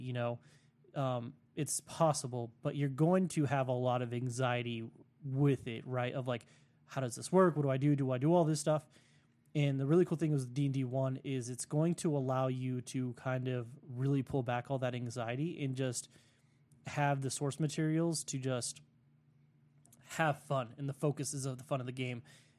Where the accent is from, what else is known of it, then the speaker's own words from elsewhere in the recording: United States; in Russia because, you know, I'm American. I get the bougie cells.